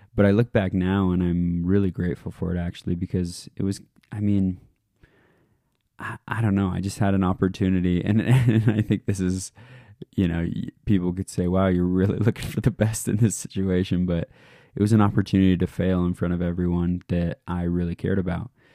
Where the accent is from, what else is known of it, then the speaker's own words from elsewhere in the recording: Alaska, United States; moved away; I'm from Alaska originally